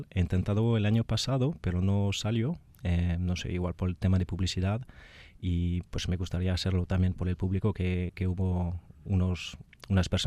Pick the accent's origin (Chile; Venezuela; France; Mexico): France; Spanish is a second language; moved away as an adult; also born or lived in Basque Country; now in Spain; Soy francés.